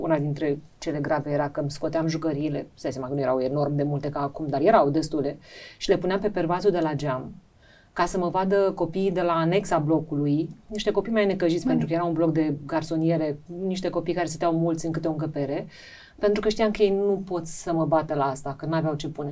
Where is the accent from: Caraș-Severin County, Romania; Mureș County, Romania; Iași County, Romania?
Iași County, Romania; Iași; moved away as an adult; also born or lived in Bucharest; now in Piatra Neamț, Romania; orașul meu rămâne Iași